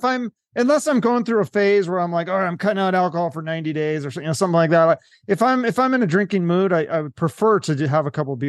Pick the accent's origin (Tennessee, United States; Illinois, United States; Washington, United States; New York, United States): Washington, United States; Seattle; moved away; I'm from Seattle originally. So I know around the Seattle area.